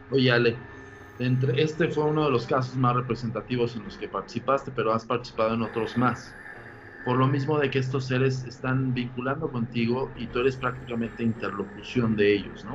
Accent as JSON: {"language": "Spanish", "country": "Mexico", "said": "como mexicano"}